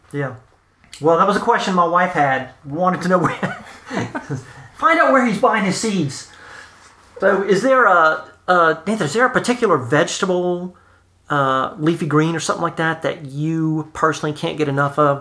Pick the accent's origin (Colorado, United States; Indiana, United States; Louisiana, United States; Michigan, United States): Louisiana, United States; South; I'm from South Louisiana